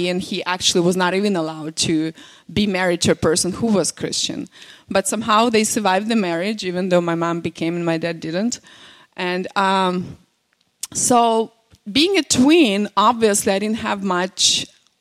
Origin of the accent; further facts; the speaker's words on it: Belarus; first language Russian; English is a second language; now in United States; I'm from Belarus